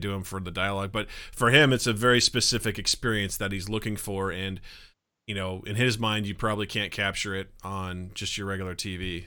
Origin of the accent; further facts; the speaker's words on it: Kirksville, Missouri, United States; my hometown of Kirksville, Missouri